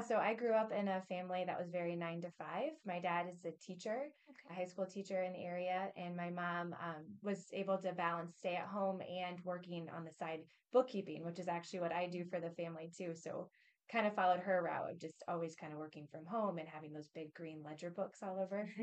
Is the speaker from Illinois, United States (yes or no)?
yes; Peoria, Illinois, United States; we're both from the Peoria area